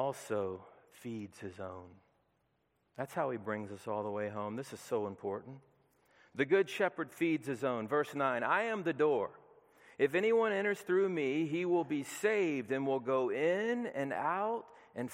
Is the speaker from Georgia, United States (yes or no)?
yes; Peachtree City, Georgia, United States; I grew up in the heart of Peachtree City in the middle of the burbs on Appleseed Court.